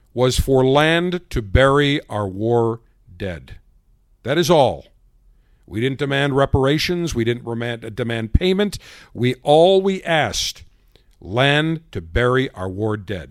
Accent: United States; as an American, as you and I as Americans

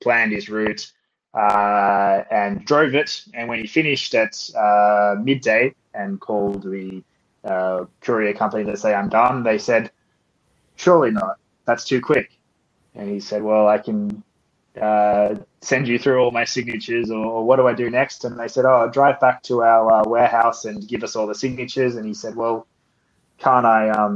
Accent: Port Macquarie, New South Wales, Australia; accent: Australian; moved away as an adult; also born or lived in Sydney / Toulouse; now in Paris, France; if you cannot tell from my accent, I am Australian. I was born in a town called Port Macquarie, nearly halfway between Sydney

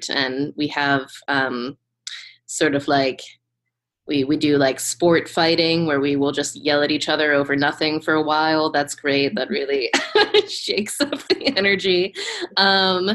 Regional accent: Pittsburgh, Pennsylvania, United States; my hometown of Pittsburgh

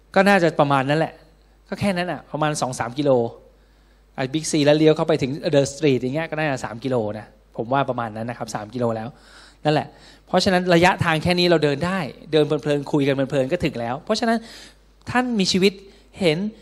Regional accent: Thailand; เราเกิดในแผ่นดินไทย

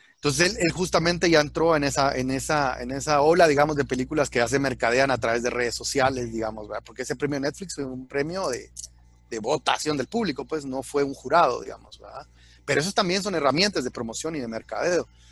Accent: Guatemala; soy alguien de Shell Aguate urbano que no me tocó, digamos, directamente el conflicto armado

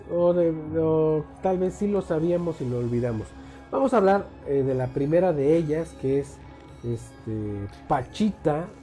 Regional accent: Mexico; aquí en México

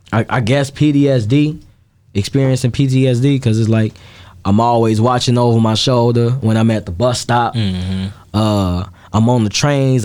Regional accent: Chicago, Illinois, United States; I grew up in Gage Park, so it's split in half between the uh, the Hispanics and the Black people.

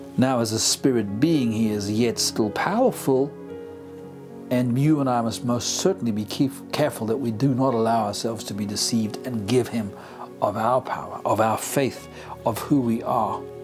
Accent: South Africa; first language English; I'm a English speaking South African.

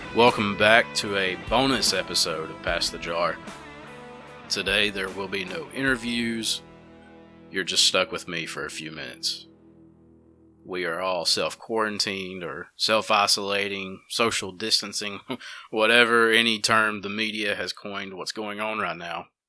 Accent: Dora, Alabama, United States; now in Jasper, United States; I grew up in Empire and Dora.

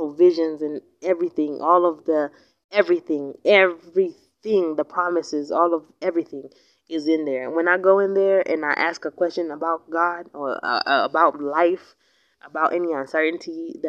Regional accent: United States; accent: American English; now in Kenya; my accent, my American English is still popping. It's still on point

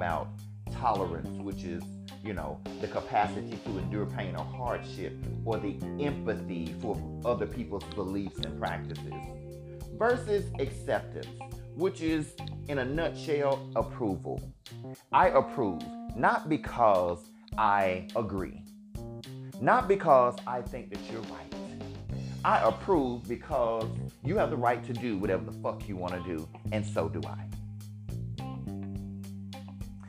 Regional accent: Alabama, United States; living and growing up in Alabama

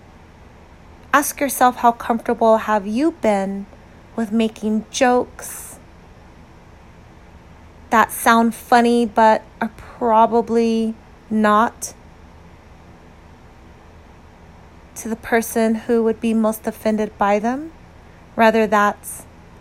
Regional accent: United States; an American who understands what it feels like to be a minority

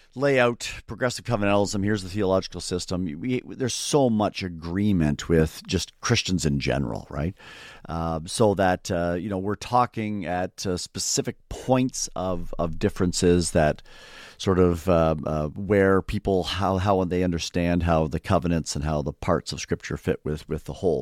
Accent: just outside the Toronto area, Ontario, Canada; I grew up in Canada, uh, so, uh, not everyone knows, you know, all the geography of Canada, so just outside, we'll say, the Toronto area, halfway between, uh, Buffalo, New York, and, uh, Toronto

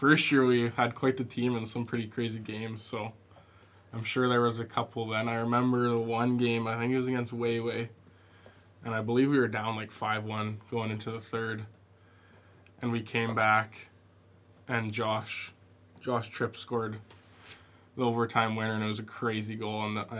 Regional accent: Calgary, Alberta, Canada; Watching the Stamps growing up, obviously, you want to play for them when you're older

